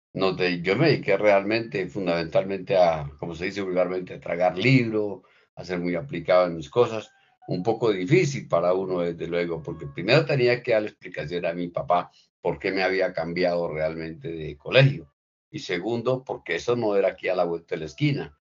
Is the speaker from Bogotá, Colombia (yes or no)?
no; Bucaramanga, Santander, Colombia; also born or lived in Guaca, García Rovira, Santander; yo soy un niño de del campo, nací en García Rovira, concretamente en Huaca, y de más o menos entre 6 y 7 años eh, llegué a Bucaramanga, al barrio San Alonso